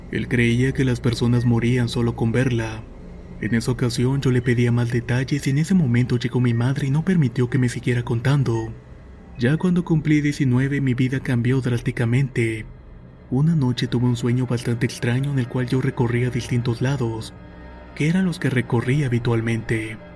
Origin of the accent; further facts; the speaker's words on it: Veracruz, Mexico; quiero contar algo que me pasó cuando tenía 6 años. Soy originaria de México y en las vacaciones solíamos ir al pueblo de mi madre que se encuentra en Veracruz.